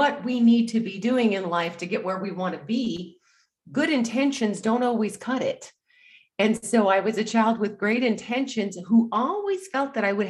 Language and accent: English; Anchorage, Alaska, United States; moved away as an adult; I grew up in Alaska, in Anchorage, Alaska. And in fact, I lived there until recently.